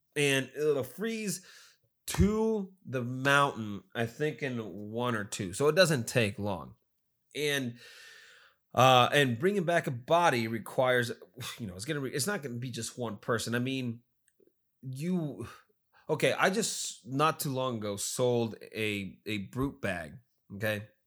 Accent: United States; I'm American

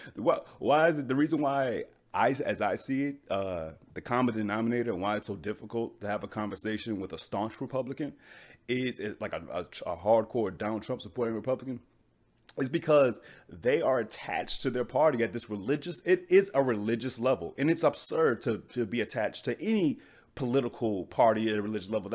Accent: United States; I'm American

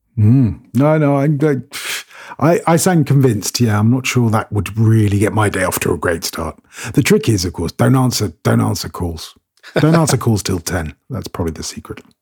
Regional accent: United Kingdom; moved away as an adult; now in Cyprus; I'm British, um, by which I mean all of it. Um, I'm part Scots, part Irish, part Welsh, and part English

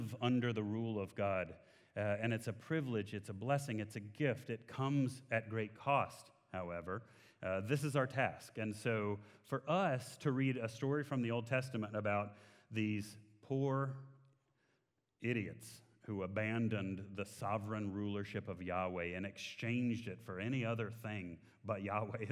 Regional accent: Texas, United States; I'm in Texas. I'm from Texas.

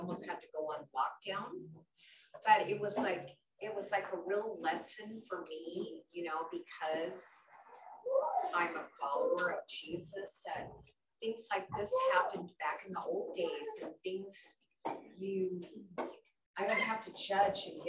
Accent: Skagit County, Washington, United States; I come from Skagit County

